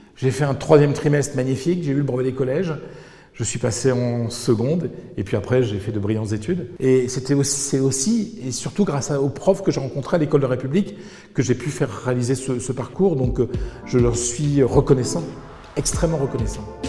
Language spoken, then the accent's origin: French; petit village natal du nord de la France, northern France, France; born or raised there; moved away as an adult; also born or lived in Madrid, Spain